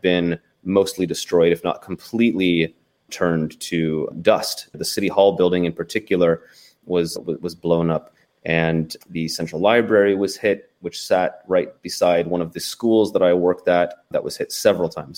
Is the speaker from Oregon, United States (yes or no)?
yes; Portland, Oregon, United States; moved away as an adult; also born or lived in Kyiv, Ukraine / Bakhmut, Ukraine; now in Ukraine; growing up on the West Coast of the U S in Portland, Oregon